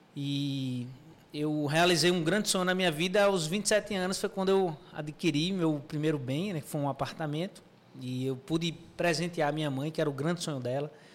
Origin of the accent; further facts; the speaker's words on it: João Pessoa, Paraíba, Brazil; Sou de João pessoa